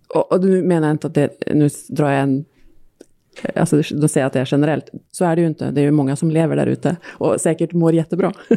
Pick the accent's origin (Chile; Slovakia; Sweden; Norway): Norway; Swedish is a second language; moved away; norsk också